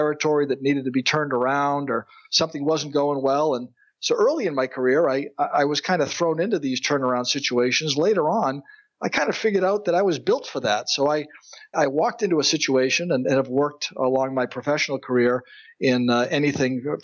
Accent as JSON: {"language": "English", "region": "central Massachusetts", "country": "United States", "tie": "born or raised there", "said": "I was blessed to grow up in Massachusetts, in the central part of the state, the oldest of three"}